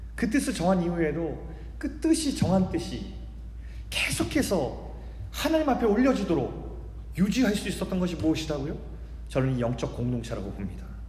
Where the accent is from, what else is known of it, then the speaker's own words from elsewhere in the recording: South Korea; also born or lived in Canada; 저는 한국 사람이기 때문에 그렇습니다